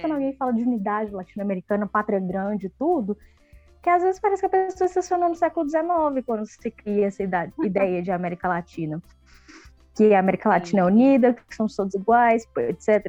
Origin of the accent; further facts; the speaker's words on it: Santiago, Santiago Metropolitan Region, Chile; Portuguese is a second language; now in Belo Horizonte, Brazil; eu sou chilena, nasci em Santiago, na lindíssima comuna de Ñuñoa